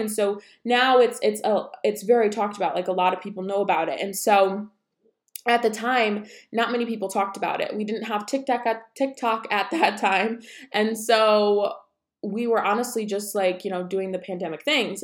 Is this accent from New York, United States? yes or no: yes; about an hour south of Syracuse, New York, United States; moved away; we are originally from, like, two and a half hours from the city, about an hour south of Syracuse